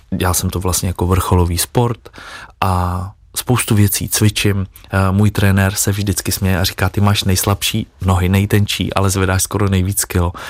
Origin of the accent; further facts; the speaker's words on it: Czechia; also born or lived in Dubai; jako Češi